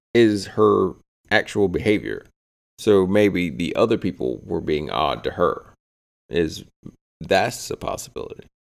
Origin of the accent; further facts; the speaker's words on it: the South, United States; We're from the South